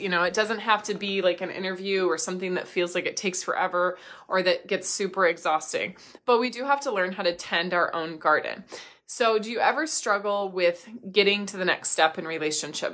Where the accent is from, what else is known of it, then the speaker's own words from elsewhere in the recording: Midwest, United States; I grew up in the Midwest